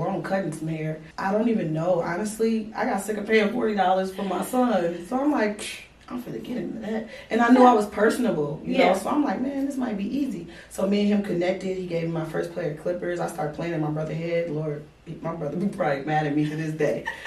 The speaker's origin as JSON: {"language": "English", "town": "Chicago", "region": "Illinois", "country": "United States", "moved": "as an adult", "lives_now": "Arizona, United States", "said": "I was from Chicago"}